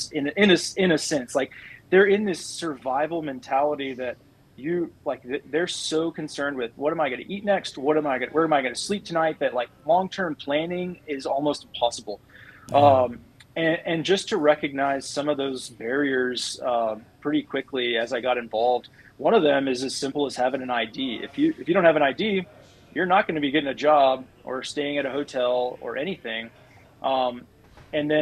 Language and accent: English; Midland, Texas, United States; growing up in Midland, for those that aren't familiar with this area, it's a very well-off area